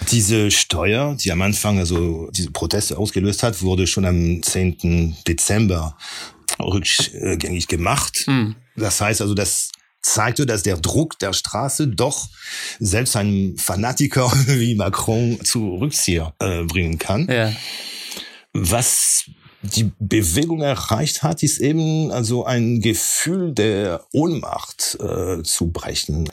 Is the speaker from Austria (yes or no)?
no; near Rouen, Normandy, France; German is a second language; also born or lived in Corsica (family origin); now in Germany; bin ich in, der Normandie, in der Nähe von Rouen aufgewachsen